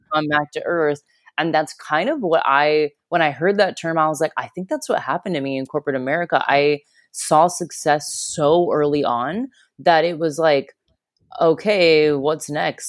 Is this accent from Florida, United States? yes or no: yes; Florida, United States; moved away as an adult; also born or lived in Chicago; now in Australia; I grew up in Florida